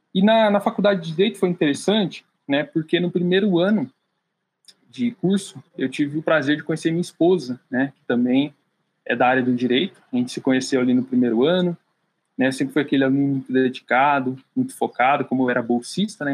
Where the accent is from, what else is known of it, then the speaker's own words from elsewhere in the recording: Piedade, São Paulo, Brazil; moved away; Eu nasci no interior de São Paulo, Piedade, é onde eu estou aqui agora de férias um pouquinho, né, passando tempo com a minha família, respirando um pouquinho do ar da minha terra.